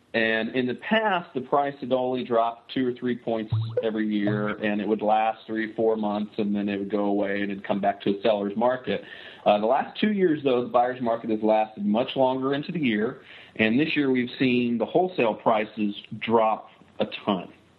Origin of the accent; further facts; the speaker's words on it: Western Kentucky, United States; now in California, United States; I'm from Western Kentucky